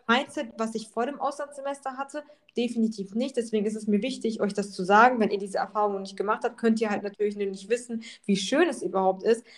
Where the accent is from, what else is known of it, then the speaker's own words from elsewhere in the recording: Germany; also born or lived in Poland / Bali; ich habe halt meine Heimat in Deutschland, wo ich geboren bin, wo ich lebe.